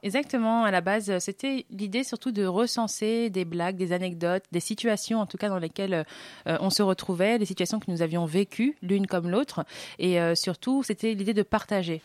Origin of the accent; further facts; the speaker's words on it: Saint-Cloud, Île-de-France, France; je suis de Saint-Cloud